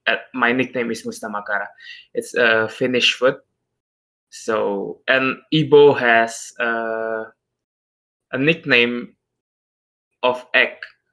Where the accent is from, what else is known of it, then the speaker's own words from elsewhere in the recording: Indonesia; English is a second language; I'm from Indonesia. I don't know if Indonesia is considered a third world country or not, but we are a huge country with a huge culture.